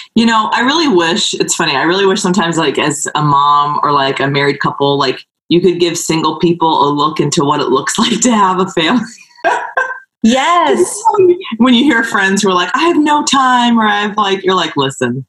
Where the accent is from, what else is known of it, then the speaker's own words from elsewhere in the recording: California, United States; I'm from California